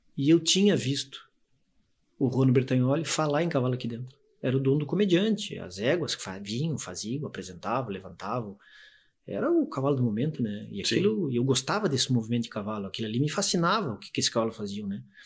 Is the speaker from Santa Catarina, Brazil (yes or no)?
yes; Itajaí, Santa Catarina, Brazil; also born or lived in Curitiba, Paraná / Navegantes / Camboriú; Itajaiense, nascido, é, nasci no Paraná, mas me considero itajaiense, catarinense, morei a minha vida inteira em Itajaí